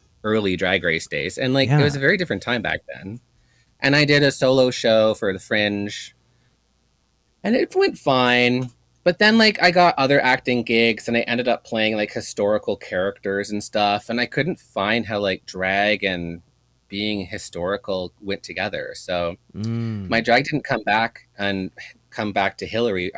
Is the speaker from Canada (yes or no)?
yes; Kingston, Ontario, Canada; now in Toronto, Canada; I'm in my hometown originally, Kingston, Ontario, Canada. I live in Toronto, the big city.